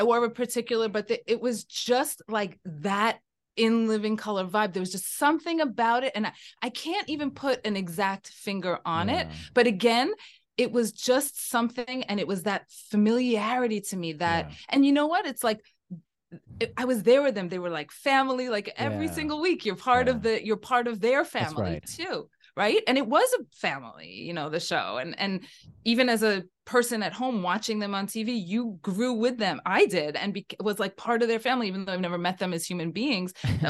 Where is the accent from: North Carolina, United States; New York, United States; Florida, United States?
New York, United States; New York City; I'm from the Bronx. I'm a New Yorker in the Bronx.